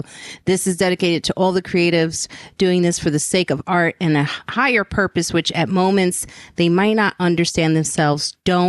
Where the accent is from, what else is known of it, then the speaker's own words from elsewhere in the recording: New York City, New York, United States; Growing up in the South Bronx, it was a pipe dream to even attend the Grammys.